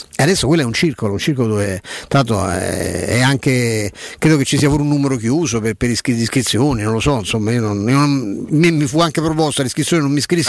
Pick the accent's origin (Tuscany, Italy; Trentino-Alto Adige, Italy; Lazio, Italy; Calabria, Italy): Lazio, Italy; Rome; da romano